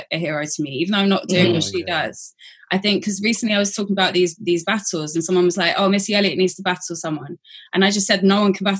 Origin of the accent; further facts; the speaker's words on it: London, United Kingdom; accent: Cockney; also born or lived in Islington / Hornsey; I'm a Cockney because I was born within the sound of the Bow Bells. I was born in Homerton Hospital, East London